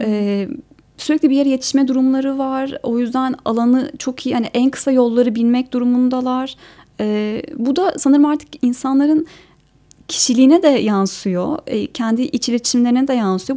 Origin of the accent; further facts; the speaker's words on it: Ankara, Turkey; moved away as an adult; also born or lived in Eskişehir; Ben Ankara'da doğdum